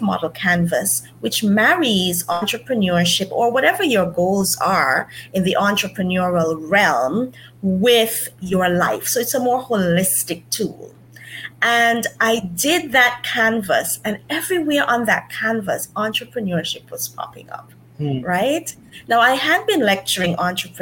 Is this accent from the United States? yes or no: no; St. Kitts & Nevis; I am from St. Kitts